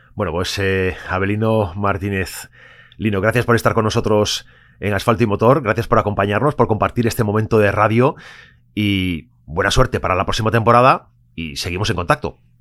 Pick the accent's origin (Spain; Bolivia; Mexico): Spain; Galicia; orgullosos como, como gallegos